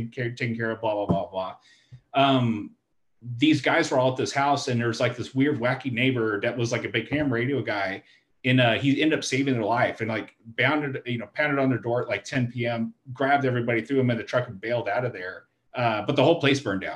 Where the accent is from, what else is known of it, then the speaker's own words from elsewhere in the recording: Stephenville, Texas, United States; moved away; I'm from Steenville, but my family's in Granbury